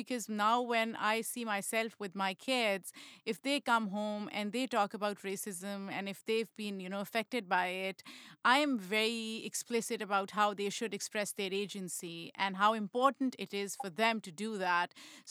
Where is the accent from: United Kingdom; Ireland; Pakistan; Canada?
Pakistan; I grew up in Pakistan, and it's pretty normal country.